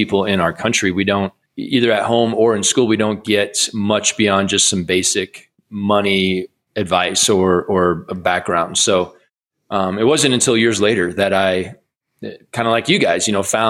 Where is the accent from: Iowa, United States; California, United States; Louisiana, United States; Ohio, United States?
Iowa, United States; I grew up in Iowa